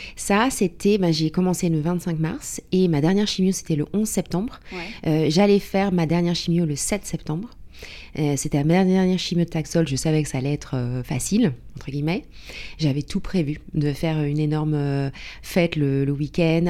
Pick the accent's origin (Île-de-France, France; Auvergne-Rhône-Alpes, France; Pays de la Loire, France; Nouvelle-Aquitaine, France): Île-de-France, France; Paris; moved away as an adult; now in London, United Kingdom; à la base, je suis parisienne